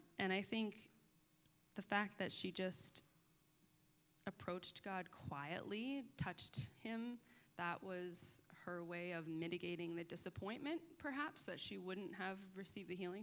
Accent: Boston, Massachusetts, United States; I grew up in Boston

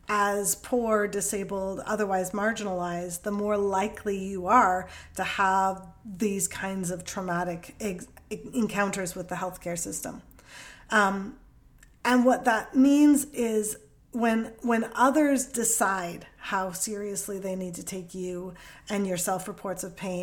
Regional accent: Canada; first language English; You know, English is my first language. My accent sounds like I don't have an accent in Canada.

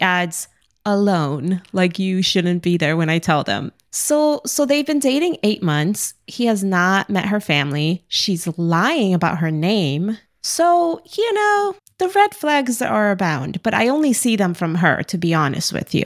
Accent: New York City, New York, United States; I grew up in Brooklyn

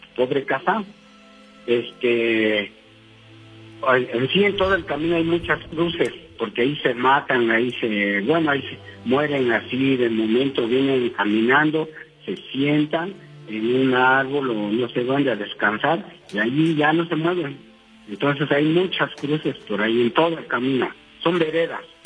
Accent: Huatulco, Oaxaca, Mexico; now in Cuautitlán Izcalli, Mexico; yo vengo de un rancho, por Huatulco, de Huatulco, de Valle de Huatulco

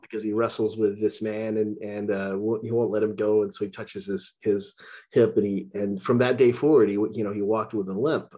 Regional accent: Texas, United States; moved away; also born or lived in Illinois; I grew up in Texas

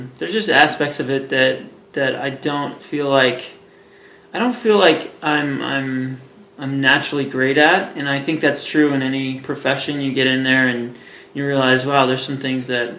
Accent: Hillsboro, Oregon, United States; moved away as an adult; also born or lived in Portland, Oregon; now in Colorado Springs, United States; I grew up in Hillsboro, Oregon, and went to high school out there.

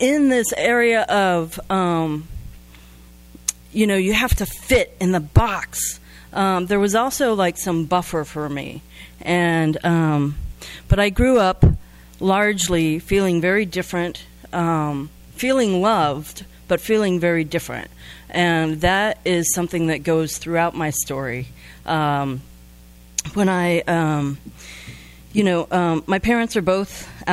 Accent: Midwest, United States; I grew up in the Midwest and right in the heart of the Bible Belt.

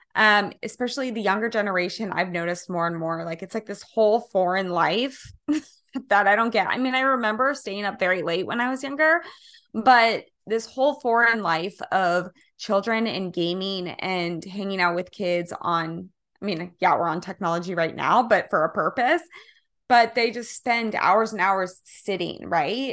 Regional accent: Kansas, United States; now in California, United States; I'm originally from Kansas

